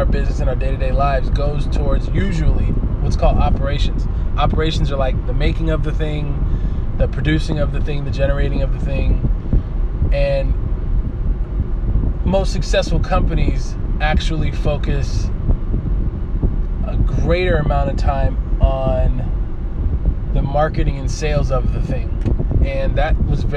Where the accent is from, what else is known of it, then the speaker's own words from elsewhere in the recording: Oakland, California, United States; I'm from East Oakland